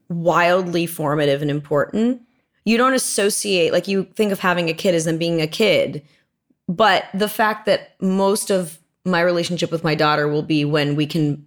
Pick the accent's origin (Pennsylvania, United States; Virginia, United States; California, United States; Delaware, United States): California, United States; Manhattan Beach; I grew up here. I grew up in Manhattan Beach, which is not